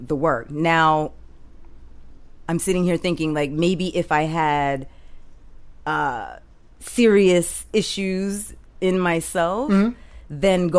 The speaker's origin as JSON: {"language": "English", "town": "Boston", "region": "Massachusetts", "country": "United States", "tie": "born or raised there", "said": "I grew up in Boston"}